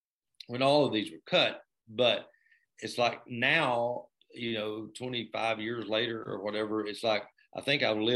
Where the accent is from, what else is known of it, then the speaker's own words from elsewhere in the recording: Blairsville, Georgia, United States; my hometown in Blairsville, Georgia